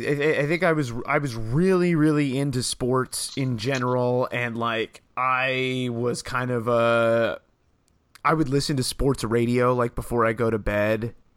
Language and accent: English; Salem, Oregon, United States; also born or lived in Portland, Oregon; I grew up in Salem, Oregon. I was born in Portland, but I lived most of my childhood in Salem, went to high school there, went to all school there before I, and then I went to Oregon. So I've been in Oregon for most of my life